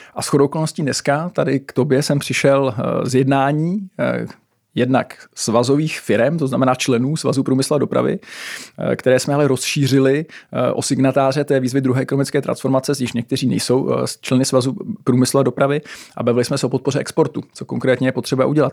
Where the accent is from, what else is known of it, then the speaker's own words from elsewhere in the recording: Czechia; jako Češi a Česká republika